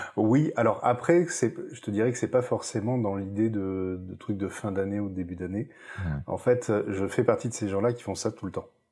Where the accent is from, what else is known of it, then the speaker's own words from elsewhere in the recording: Lot, Occitania, France; now in Toulouse, France; je vais partir dans dans les terres natales. C'est-à-dire, je vais partir quelques jours dans le Lot